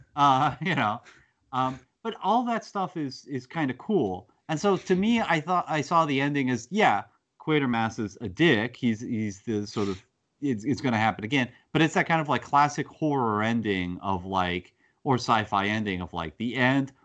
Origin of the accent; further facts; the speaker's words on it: United States; I'm an American